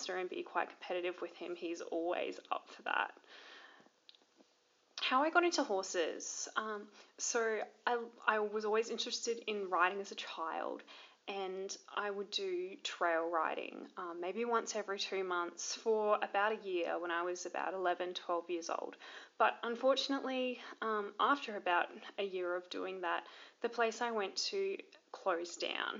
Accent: Toowoomba, Queensland, Australia; also born or lived in Brisbane; now in Hervey Bay, Australia; I'm originally from Toowoomba in Queensland, Australia, but I currently live in Hervey Bay on Queensland's Fraser Coast.

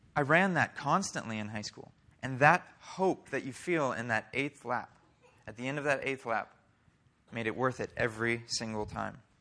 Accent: Oklahoma, United States; also born or lived in Iowa; We moved to Oklahoma when I was seven

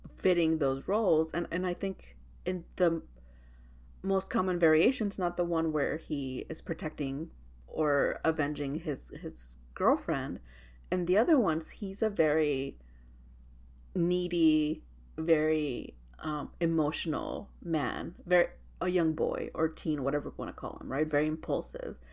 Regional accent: Texas, United States; I'm from Texas

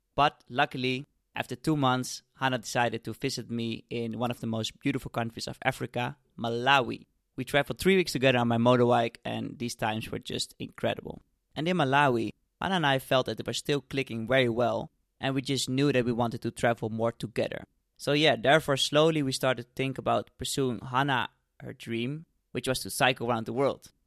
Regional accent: suburbs of Amsterdam, North Holland, Netherlands; I grew up in the Netherlands in the suburbs of Amsterdam

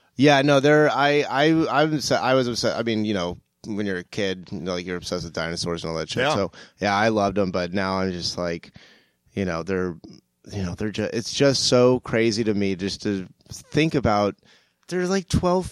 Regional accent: St. Augustine, Florida, United States; moved away as an adult; now in Los Angeles, United States; I grew up right outside of St. Augustine

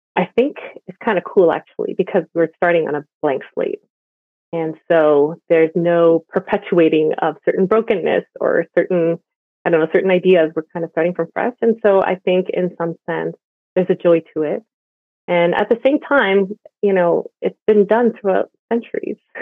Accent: Montreal, Quebec, Canada; moved away as an adult; also born or lived in Vancouver; now in Toronto, Canada; I grew up in Montreal and I've been part of the Korean immigrant church forever

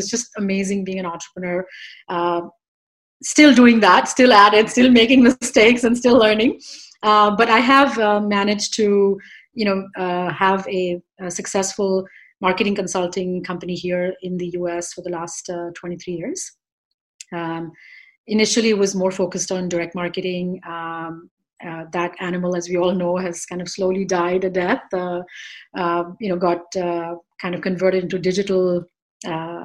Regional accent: India; moved away as an adult; now in New York, United States; I was born and raised in India. I came here 28 years ago

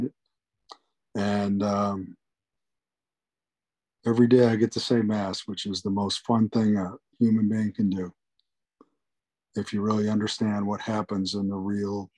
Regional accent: Buffalo, New York, United States; I grew up in Buffalo, New York.

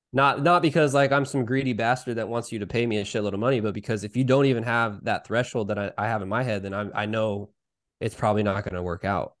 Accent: Salinas, California, United States; I worked for a hydroponic store here in my, my hometown of Salinas

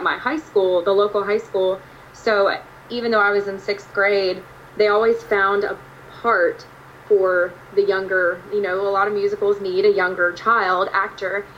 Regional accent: Virginia Beach area, United States; moved away as an adult; also born or lived in Danville, Virginia; now in Nashville, United States; I grew up on the East Coast, and from the Virginia Beach area

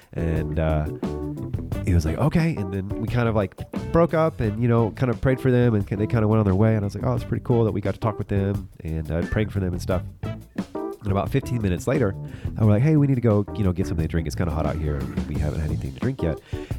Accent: United States; He's like, you're an American? And I was like, yeah.

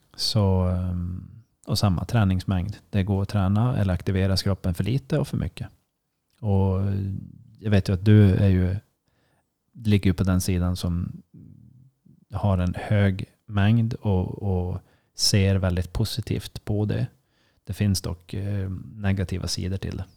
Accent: Sweden; som svensk

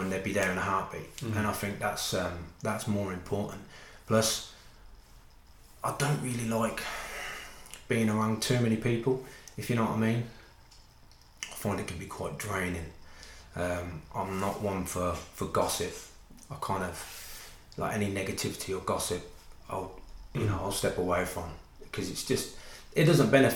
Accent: Northampton, East Midlands, United Kingdom; Born and bred in Northampton.

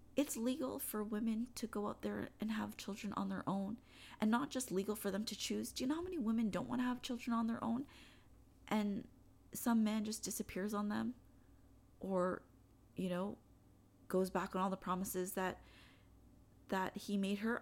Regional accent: Canada; I'm Canadian

